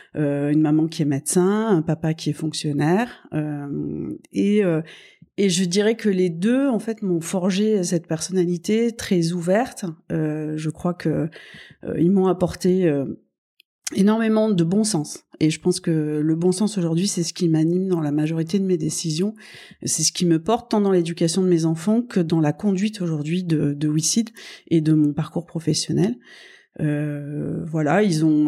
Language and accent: French; Toulouse, Occitania, France; moved away; also born or lived in Paris; je suis née donc à, à Toulouse. Euh, je suis, euh, j'ai un fort ADN hein, en, dans cette région du sud en fait, dans lequel ma famille est établie depuis des années